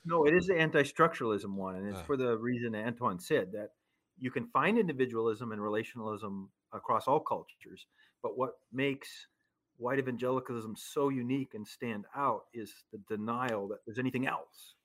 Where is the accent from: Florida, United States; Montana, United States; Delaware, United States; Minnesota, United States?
Minnesota, United States; central; also born or lived in Chicago, Illinois; although I was born in Chicago, we quickly moved out of Chicago and lived in a small town in central Minnesota